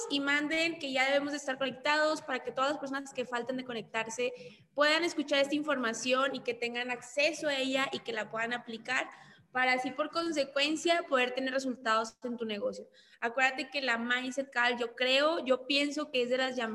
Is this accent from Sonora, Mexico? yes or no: no; Monclova, Coahuila, Mexico; now in Monterrey, Mexico; soy de Monclova, actualmente vivo en Monterrey pero ahorita estoy en Ciudad de México.